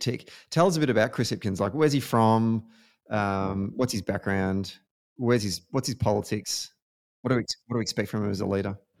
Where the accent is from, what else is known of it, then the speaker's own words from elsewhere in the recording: Australia; certainly as an Australian